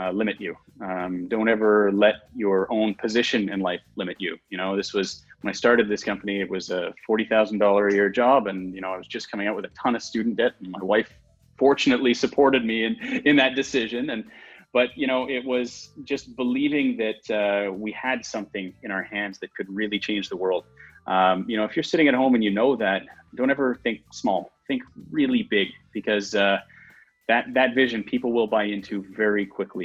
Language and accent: English; Canada; we are Canadian and we are humble